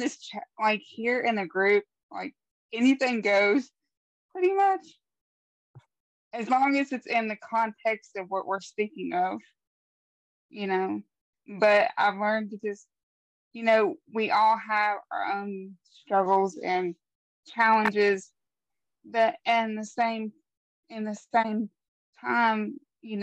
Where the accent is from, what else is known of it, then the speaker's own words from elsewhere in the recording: West Virginia, United States; born and raised here in West Virginia, and that's pretty much all I know